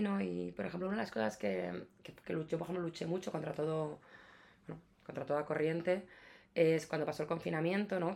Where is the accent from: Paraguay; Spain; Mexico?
Spain; Ciudad Real, Castilla-La Mancha; now in Madrid, Spain; vengo de, de, de, de Castilla, yo soy de Portugal, Ciudad Real, mis padres son, son gallegos